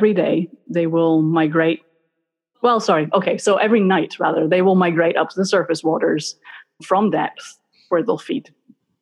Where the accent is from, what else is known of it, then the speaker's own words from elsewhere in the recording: Glasgow, Scotland, United Kingdom; moved away as an adult; now in Florida, United States; I grew up in Scotland. I grew up in Glasgow.